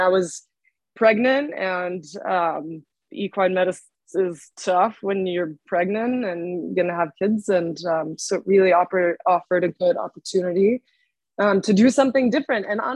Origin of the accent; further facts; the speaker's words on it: Georgia, United States; moved away as an adult; now in Lexington, United States; I'm from Georgia